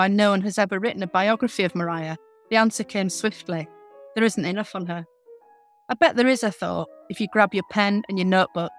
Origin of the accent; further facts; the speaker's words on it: Bradford, Yorkshire and the Humber, United Kingdom; I am from Bradford. I am Bradford born, like the Brontës